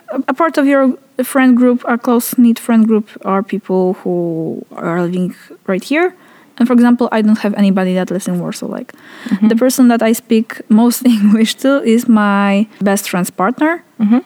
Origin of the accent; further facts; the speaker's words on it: Poland; English is a second language; speaking Polish